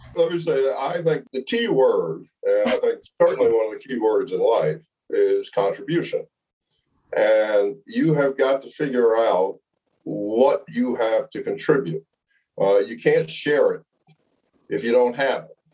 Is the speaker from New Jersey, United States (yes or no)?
yes; Montclair, New Jersey, United States; I grew up in Montclair, New Jersey